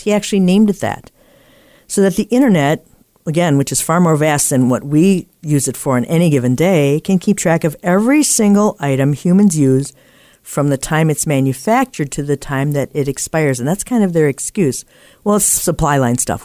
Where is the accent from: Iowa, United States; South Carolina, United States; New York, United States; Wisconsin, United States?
Wisconsin, United States; Appleton; in my hometown here, we have a house that was the first in the U S to be lit by incandescent lighting from hydroelectric power